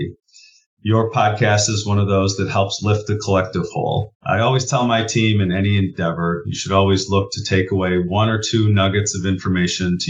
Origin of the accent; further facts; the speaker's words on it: Wisconsin, United States; growing up in Wisconsin